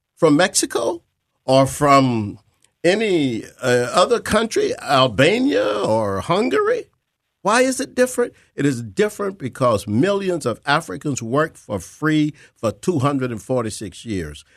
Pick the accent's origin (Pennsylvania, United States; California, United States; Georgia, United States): Georgia, United States; I was born in Georgia, and I think my family can go back five generations